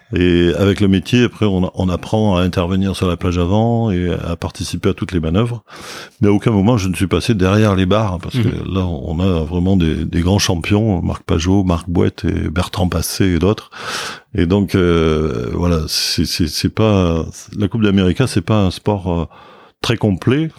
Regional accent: Bordeaux, Nouvelle-Aquitaine, France; je suis né à Bordeaux, euh, une famille euh, de Bordelais

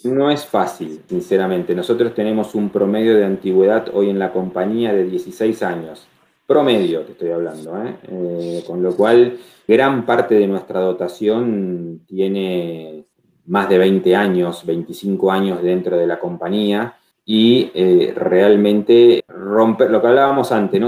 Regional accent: Rafaela, Santa Fe, Argentina; moved away as an adult; also born or lived in Buenos Aires; now in Rafaela, Argentina; arranqué aquí, nací, obviamente me crié aquí en Rafaela

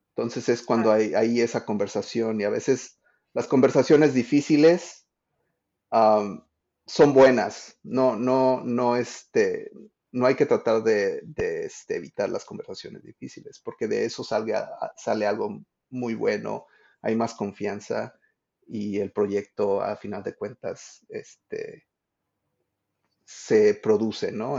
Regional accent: Mexico; now in Washington, D.C., United States; soy un diseñador de experiencias de usuario que vive en, Washington, D.C., pero crecí en México

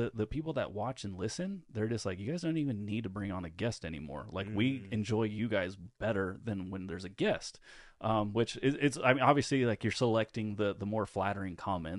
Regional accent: California, United States; I'm from Northern California, and so we say like all the time.

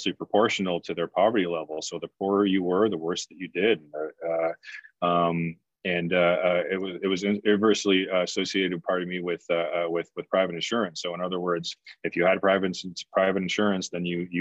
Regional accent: Canada; now in United States; I'm actually from Canada, and I grew up with a public healthcare system. And so, you know, when I moved to the US

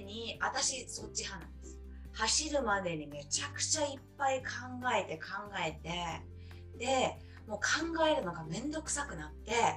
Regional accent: Japan; moved away as an adult; now in Canada; 本当19歳まで日本にいて

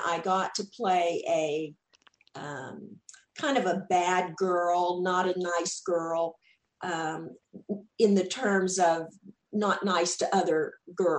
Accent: Texas, United States; accent: Southern; people had always made fun of my accent there because I was from Texas and I definitely had that Southern accent.

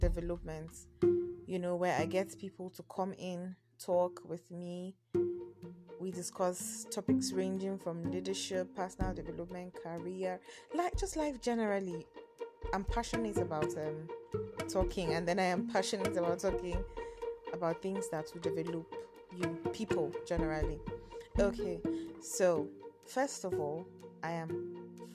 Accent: Kaduna, Kaduna State, Nigeria; now in Abuja, Nigeria; I am a northern girl from Kaduna, the city of Kaduna, the crocodile city. That is where I'm from. But I am currently based in Abuja.

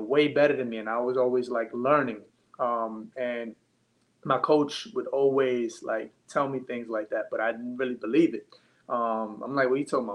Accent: New York City, New York, United States; also born or lived in Long Island, New York; I'm from Brooklyn, New York, and then I did a high school and a little bit of middle school in Long Island

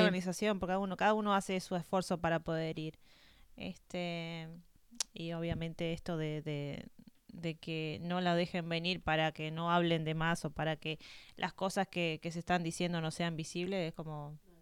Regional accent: Argentina; nosotros como argentinos

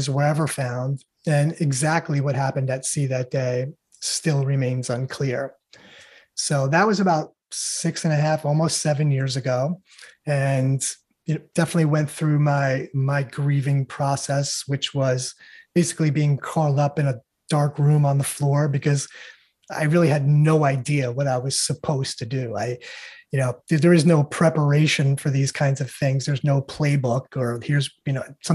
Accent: New York, United States; I was born and raised in New York.

